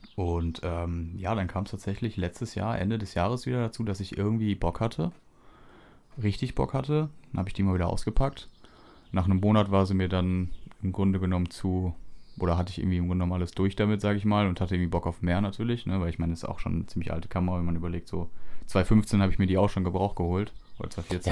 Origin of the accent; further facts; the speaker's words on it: Düsseldorf, North Rhine-Westphalia, Germany; bei uns in Düsseldorf